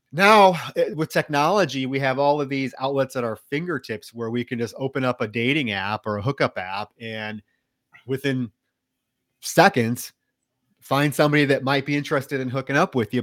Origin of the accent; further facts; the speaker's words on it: Iowa, United States; I grew up in Iowa